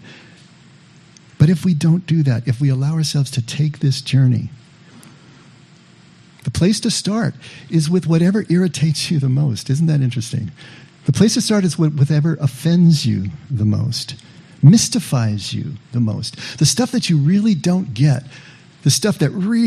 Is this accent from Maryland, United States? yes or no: no; Monterey Park, California, United States; I grew up in Monterey Park, which is right in the shadow of East